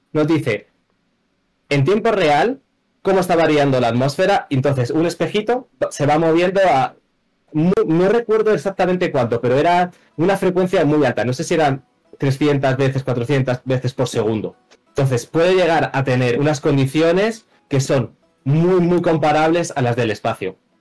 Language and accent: Spanish; Madrid, Community of Madrid, Spain; soy de Madrid